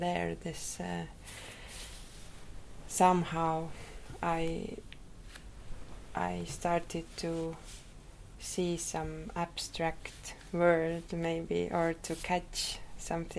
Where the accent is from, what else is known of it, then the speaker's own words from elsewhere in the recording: Rakvere, Lääne-Viru County, Estonia; I was born in Rakvere. It is a small town, more to east from Tallinn.